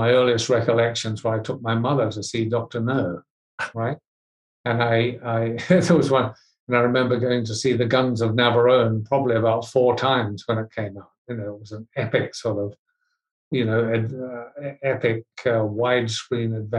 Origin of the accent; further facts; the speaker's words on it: Hastings, Hawke's Bay, New Zealand; Where my town was a town called Hastings, which is on the east coast of the North Island